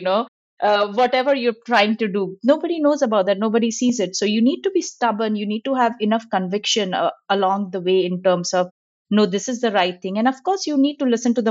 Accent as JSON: {"language": "English", "country": "India", "tie": "born or raised there", "moved": "yes", "said": "I'm originally from India."}